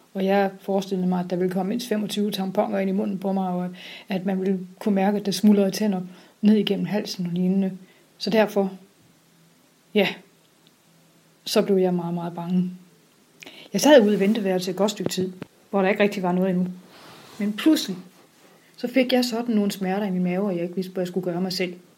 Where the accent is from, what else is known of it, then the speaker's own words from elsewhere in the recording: Sønderborg, Southern Denmark, Denmark; Jeg kommer fra Sønderborg